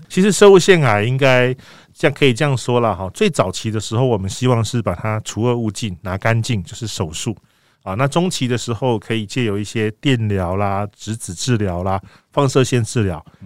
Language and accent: Chinese; Taiwan; 我们台湾人